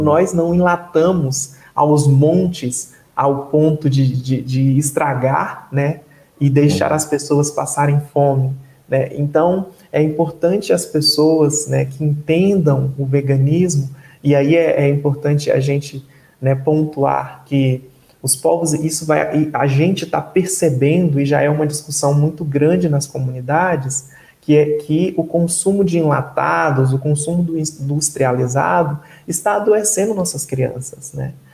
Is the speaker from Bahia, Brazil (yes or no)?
no; Luciara, Mato Grosso, Brazil; eu venho né, da cidade de Luciara, no interior do Mato Grosso, né? Uma cidade bem pequena, com 2.300 habitantes.